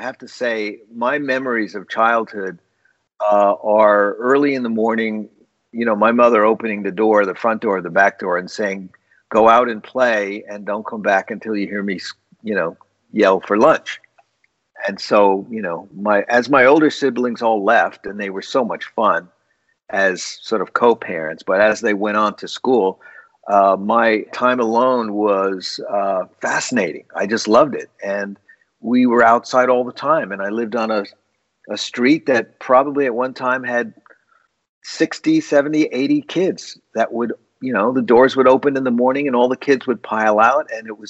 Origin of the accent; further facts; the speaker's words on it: East Coast, United States; moved away as an adult; also born or lived in Berkeley, California / New York City; now in San Francisco, United States; growing up in the East Coast